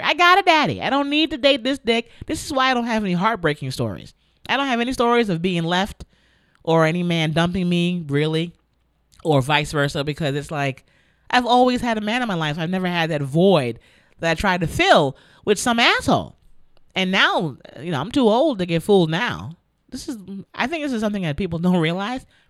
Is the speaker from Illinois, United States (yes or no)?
no; New York City, New York, United States; my hometown of the Bronx